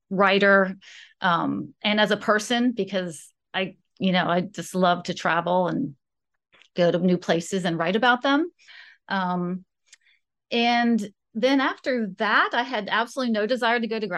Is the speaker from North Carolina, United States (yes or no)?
no; West Virginia, United States; also born or lived in Florida; I moved around a lot when I was growing up. Um, my um parents met in Florida and I was born there. And then they moved, we moved to West Virginia.